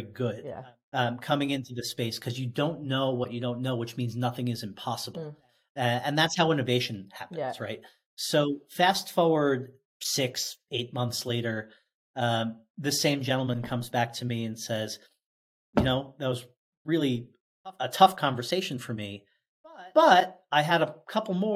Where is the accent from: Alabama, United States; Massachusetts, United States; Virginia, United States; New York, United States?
New York, United States; Oceanside; in my hometown of Oceanside, New York